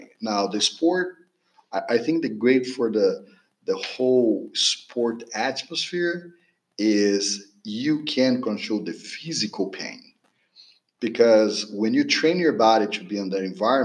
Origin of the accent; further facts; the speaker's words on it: Brazil; moved away as an adult; also born or lived in California / Pennsylvania; now in Texas, United States; I'm from Brazil. I was a former swimmer in Brazil, national team level athlete.